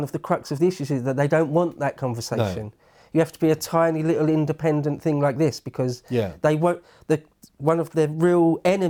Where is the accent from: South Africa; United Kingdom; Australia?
United Kingdom; England; We're English, aren't we?